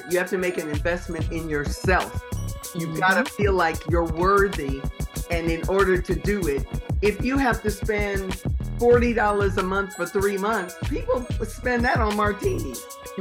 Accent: Tacoma, Washington, United States; I'm from Tacoma, Washington

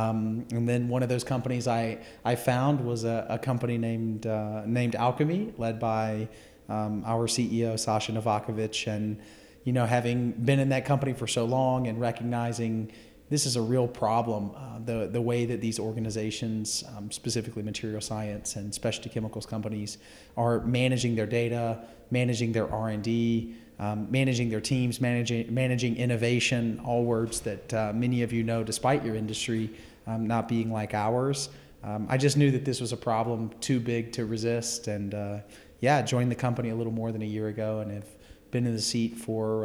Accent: Gaffney, South Carolina, United States; moved away as an adult; Born and raised in Gaffney, South Carolina.

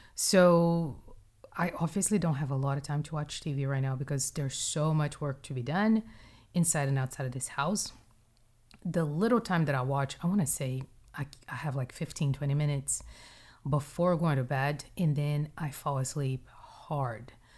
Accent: Brazil; moved away; my upbringing in Brazil, like, tell me about growing up in Brazil.

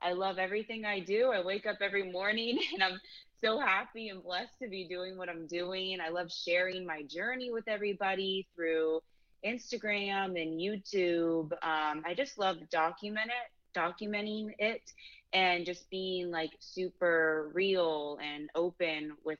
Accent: St. Petersburg, Florida, United States; I'm from St. Petersburg, Florida

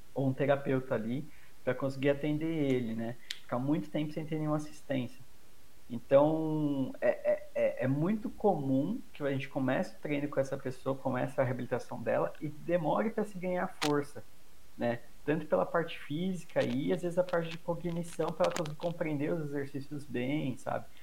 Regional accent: São Paulo, Brazil; Eu, eu sou de São Paulo

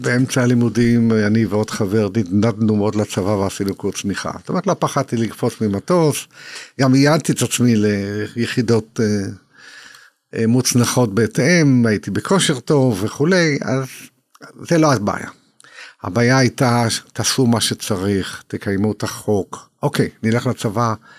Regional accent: Israel; אני יליד תש"ח, יליד 48

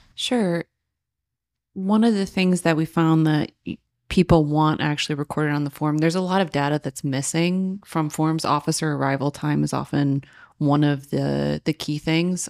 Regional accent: Joliet, Illinois, United States; I grew up in Joliet

